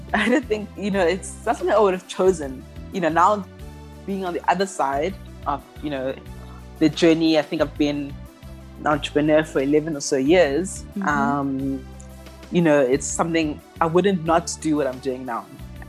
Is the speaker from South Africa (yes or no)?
yes; Eastern Cape, South Africa; also born or lived in Ghana; now in Johannesburg, South Africa; I'm an entrepreneur. I identify as being Ghanaian South African. Mm-hmm. I was born in Ghana, but I've lived in South Africa since I was 2 years old.